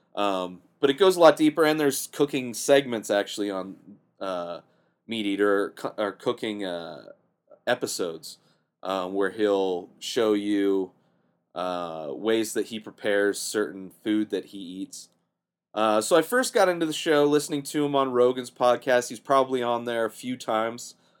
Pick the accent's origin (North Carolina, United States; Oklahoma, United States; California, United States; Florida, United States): California, United States; Southern; I grew up in Southern California